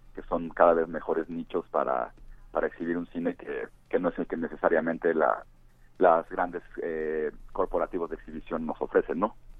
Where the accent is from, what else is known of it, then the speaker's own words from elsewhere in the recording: Cuernavaca, Morelos, Mexico; en Cuernavaca, que es de donde soy yo